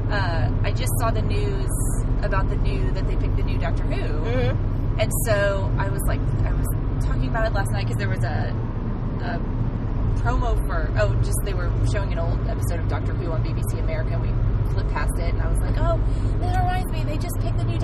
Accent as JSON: {"language": "English", "region": "Midwest", "country": "United States", "tie": "born or raised there", "also_born_or_lived": "the South", "moved": "yes", "lives_now": "Los Angeles, United States", "said": "But everyone forgets I grew up in the Midwest."}